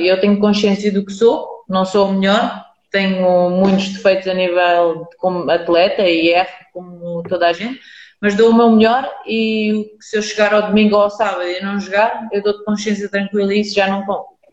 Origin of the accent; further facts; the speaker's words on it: Lisbon, Portugal; tenho a minha vida com os meus amigos de onde eu cresci, porque eu sempre fui de Lisboa